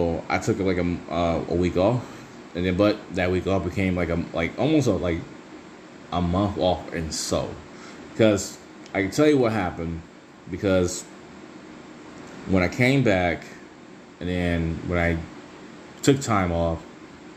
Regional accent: Michigan, United States; I'm from the Michigan area

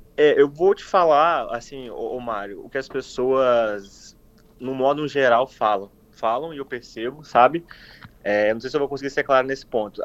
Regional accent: Cachoeiro de Itapemirim, Espírito Santo, Brazil; moved away as an adult; also born or lived in Vitória, Brazil; now in Toronto, Canada; Eu sou natural de Cachoeiro, Chapemerim, é, nascido e criado em Cachoeiro

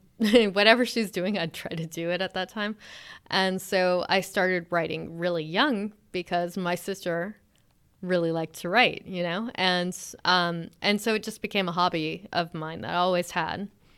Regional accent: California, United States; also born or lived in Alabama / Texas; Originally, I'm from Alabama. And lived in Texas for a bit, and then mostly grew up in California. And then I sort of moved around for school. I was in New Hampshire

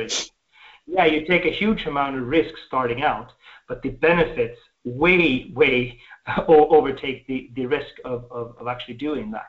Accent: Sweden; I was born in Sweden, we have a deep, I would say a deep socialist upbringing

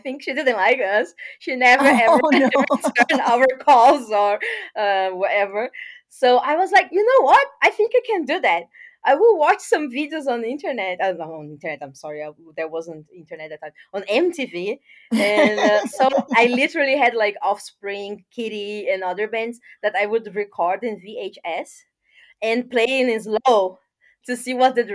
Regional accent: Porto Alegre, Rio Grande do Sul, Brazil; English is a second language; moved away as an adult; also born or lived in Curitiba, Brazil / London, United Kingdom; in South Brazil, in Porto Alegre, where I'm from

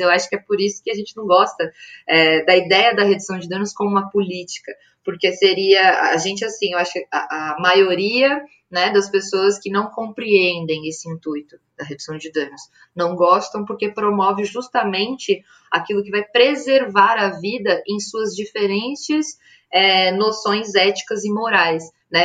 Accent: North Region, Brazil; now in São Paulo, Brazil

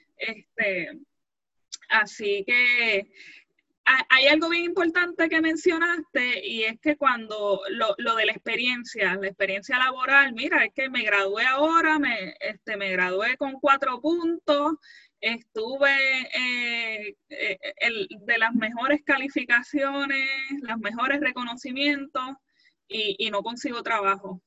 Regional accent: Puerto Rico; nosotros como puertorriqueños

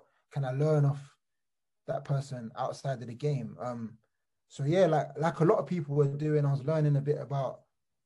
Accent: London, United Kingdom; I was born in Wandsworth Borough, Battersea

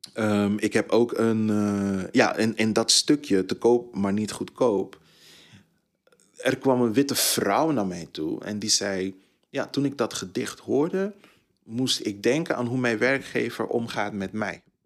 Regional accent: Tilburg, North Brabant, Netherlands; also born or lived in Suriname; Ik kom uit Tilburg. Ik heb daar 20 jaar, 23 jaar gewoond

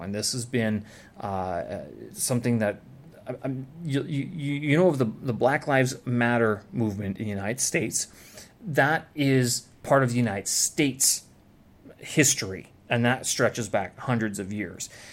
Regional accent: Canada; first language English; moved away as an adult; now in Beijing, China

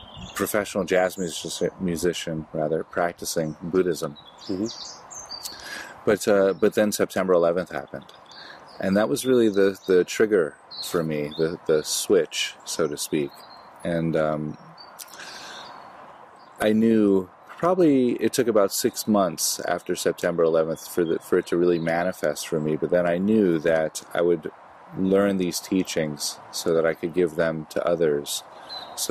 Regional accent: United States

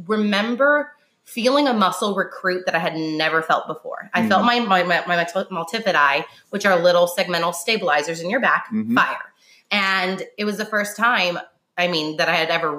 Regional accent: Illinois, United States; moved away as an adult; also born or lived in California / Nashville; now in Dixon, United States; I'm from Illinois originally

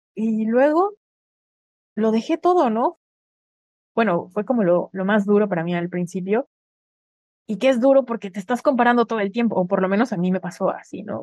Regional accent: Mexico; moved away as an adult; Yo sí era alguien en mi país

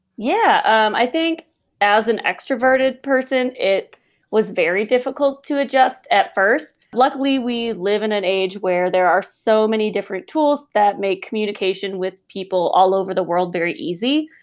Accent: just outside of Chicago, Illinois, United States; moved away as an adult; now in Colorado, United States; I'm originally from Illinois, just outside of Chicago

